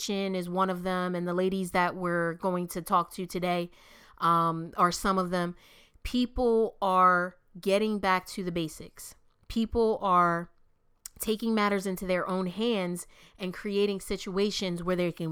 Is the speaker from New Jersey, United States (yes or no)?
yes; Camden, New Jersey, United States; I'm from Camden, New Jersey.